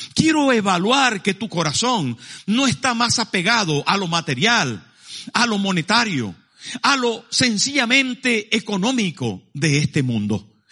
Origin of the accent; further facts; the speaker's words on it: Maracaibo, Zulia, Venezuela; moved away; mi pueblo, en Maracaibo